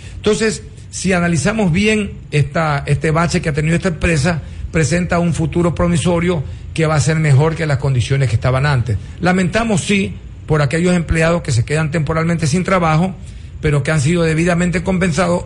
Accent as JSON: {"language": "Spanish", "country": "Ecuador", "said": "esperamos de todas maneras todos los ecuatorianos"}